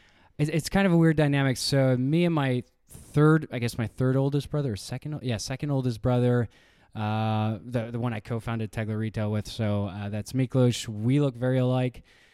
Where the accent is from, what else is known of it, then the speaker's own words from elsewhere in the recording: Hungary; also born or lived in Chicago, United States; And so I was born in Chicago, lived there for a year. And then my father got an opportunity to work out in Hungary.